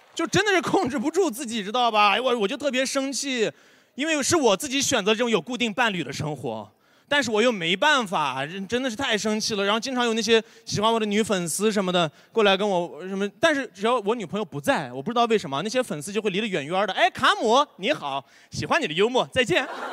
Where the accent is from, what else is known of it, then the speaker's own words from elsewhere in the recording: Xinjiang, China; Chinese is a second language; moved away; 我是新疆